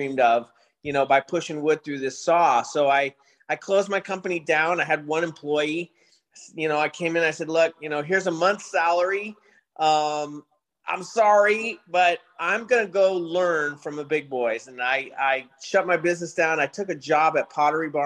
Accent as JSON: {"language": "English", "town": "San Francisco", "region": "California", "country": "United States", "tie": "born or raised there", "said": "I grew up in San Francisco in high school"}